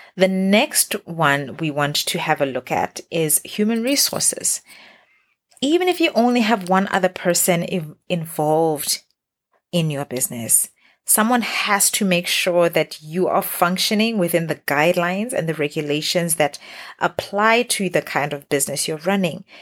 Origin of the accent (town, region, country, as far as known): Botswana; moved away as an adult; now in Middle East